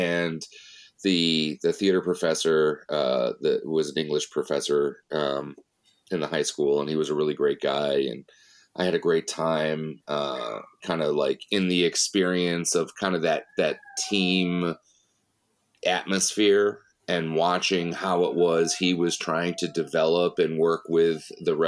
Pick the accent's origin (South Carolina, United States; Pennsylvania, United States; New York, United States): New York, United States; Chittenango; moved away as an adult; also born or lived in Brockport, New York; now in Rochester, United States; I grew up outside of Syracuse in a little suburb called Chittenango